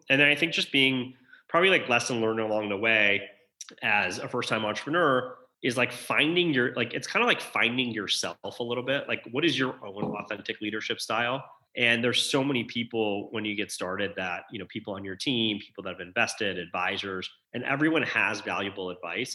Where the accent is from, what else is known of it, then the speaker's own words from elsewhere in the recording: outside Detroit, Michigan, United States; I grew up outside Detroit.